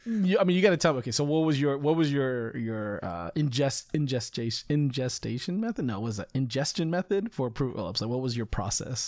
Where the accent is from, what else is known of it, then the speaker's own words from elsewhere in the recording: United States; I'm more American than I am Chinese in most cases